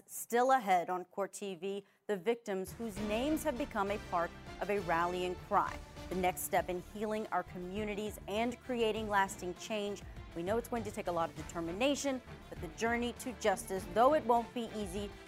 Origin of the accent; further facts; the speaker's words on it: Atlanta, Georgia, United States; I'm from Atlanta